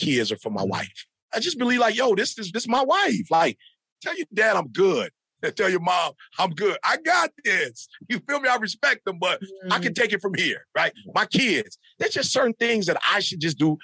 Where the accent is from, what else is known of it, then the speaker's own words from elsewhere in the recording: Midwest, United States; I'm from the Midwest, bro. Like, we working in farms. We work at Ford, GM, and Chrysler